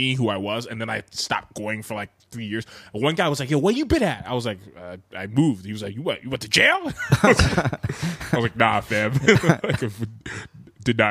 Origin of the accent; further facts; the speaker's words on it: New York City, New York, United States; That's the one I went to when I was a kid because I'm from Harlem. So I've been there going there since I was like 15, 16.